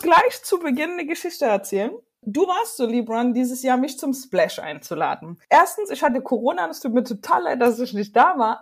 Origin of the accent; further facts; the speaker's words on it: Chemnitz, Saxony, Germany; Seine Heimatstadt Chemnitz, die by the way auch meine Heimatstadt ist